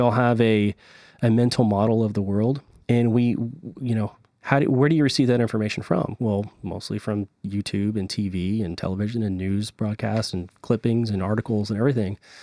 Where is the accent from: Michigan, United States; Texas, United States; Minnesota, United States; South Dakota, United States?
Texas, United States